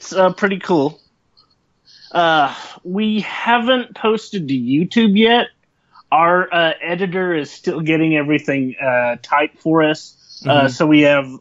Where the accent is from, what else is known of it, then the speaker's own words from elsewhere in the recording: Tecumseh, Oklahoma, United States; I've been here all my life